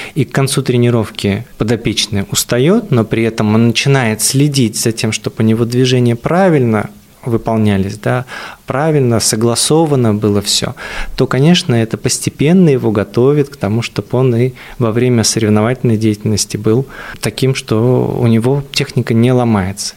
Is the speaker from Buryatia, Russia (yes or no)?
yes; Buryatia, Russia; moved away; я вообще из Бурятии, то получается, у нас, э, вообще очень холмистая местность была